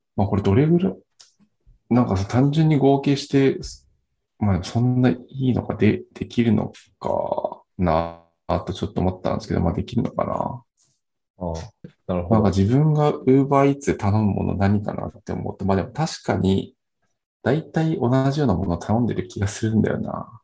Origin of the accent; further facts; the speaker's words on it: Nagano, Japan; 長野県出身なんですけど